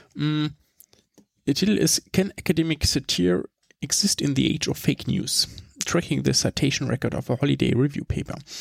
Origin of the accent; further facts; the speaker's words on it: Germany; bei uns in Deutschland